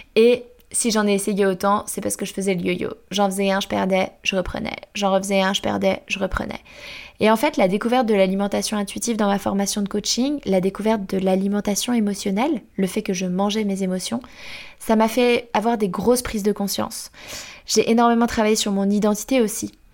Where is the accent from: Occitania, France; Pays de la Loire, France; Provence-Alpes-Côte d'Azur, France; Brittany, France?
Pays de la Loire, France; Angers; Je viens d'Angers, dans l'Ouest